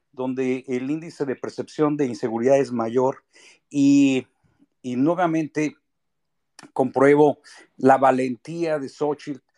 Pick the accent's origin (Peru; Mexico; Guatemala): Mexico; now in United States; lo hago desde los Estados Unidos eh, con mucho gusto, eh, conectándonos como mexicano eh, residente en el extranjero